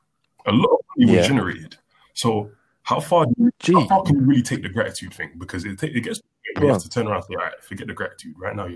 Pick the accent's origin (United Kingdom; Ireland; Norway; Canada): United Kingdom; London; also born or lived in United States; I played in Haringey because we're from North.